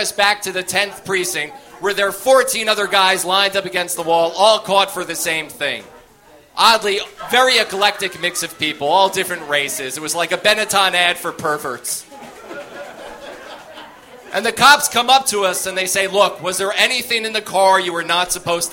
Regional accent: United States; We live 10 minutes outside New York City

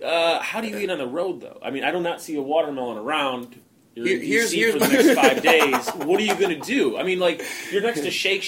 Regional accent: Chicago, Illinois, United States; I'm from Chicago

